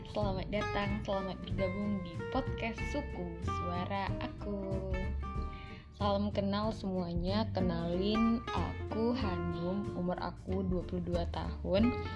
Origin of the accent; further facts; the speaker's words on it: Pekanbaru, Riau, Indonesia; moved away as an adult; now in Tangerang, Indonesia; Aku asalnya dari Pekanbaru, jadi aku merantau ke Tangerang